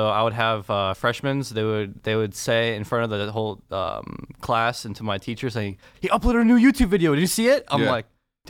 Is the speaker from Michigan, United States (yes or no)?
yes; Ann Arbor, Michigan, United States; Born and raised in Ann Arbor.